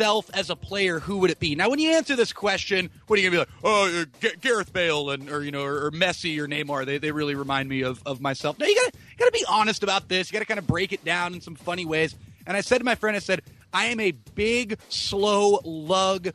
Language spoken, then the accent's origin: English; Watsonville, California, United States; my hometown of Watsonville, California